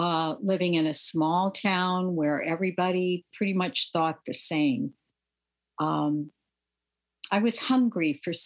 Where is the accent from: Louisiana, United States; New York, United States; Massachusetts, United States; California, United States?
Louisiana, United States; I grew up in the 1950s and 60s, and that was a pivotal time in American history.